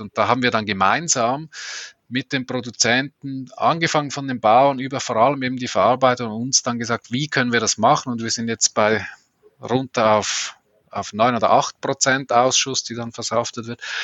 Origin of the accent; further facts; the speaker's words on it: Switzerland; als Schweizer kann ich das schlecht sagen